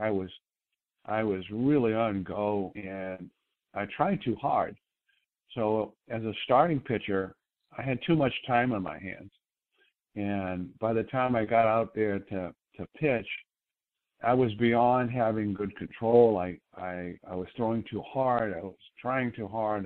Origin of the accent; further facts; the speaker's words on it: Boston, Massachusetts, United States; moved away as an adult; I was from Boston